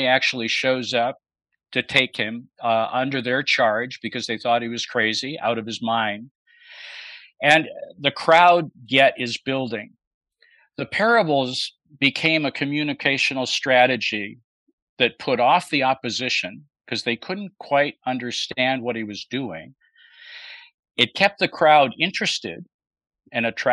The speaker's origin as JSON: {"language": "English", "town": "Buffalo", "region": "New York", "country": "United States", "tie": "born or raised there", "also_born_or_lived": "Chicago area / Toronto, Canada / Bloomington, Indiana / Denver, Colorado", "moved": "yes", "lives_now": "Birmingham, United States", "said": "grew up in Buffalo, New York"}